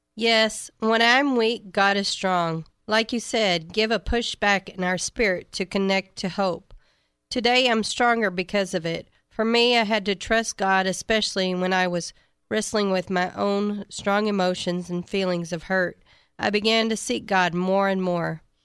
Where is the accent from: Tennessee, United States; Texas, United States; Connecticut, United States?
Texas, United States; Shiner; I'm from Shiner, Texas